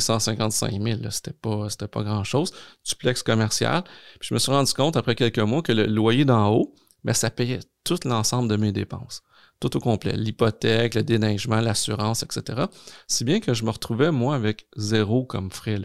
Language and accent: French; Longueuil, Quebec, Canada; also born or lived in Gaspésie; on habitait très, très jeune en Gaspésie. Mes parents, un, jour, se sont séparés, se sont divorcés. on est revenu dans la région de Montréal parce que ma mère venait de, Montréal, donc plus sur la rive sud de Montréal, à Longueuil précisément. Puis j'ai habité là